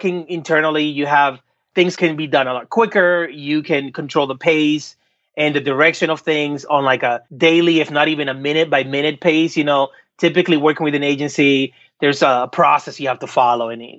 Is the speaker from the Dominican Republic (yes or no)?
yes; Dominican Republic; now in United States; growing up in the Dominican Republic